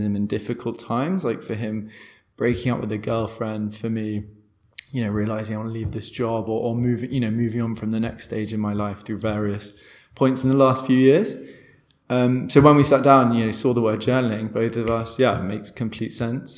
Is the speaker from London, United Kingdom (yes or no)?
yes; London, United Kingdom; moved away as an adult; also born or lived in Portugal / Brazil; now in Berlin, Germany; I'm from London, I thought, hey, Berlin will be interesting. So moved here